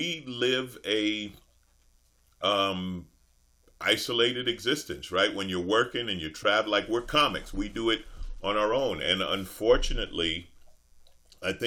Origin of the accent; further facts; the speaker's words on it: New York City, New York, United States; I grew up in Queens.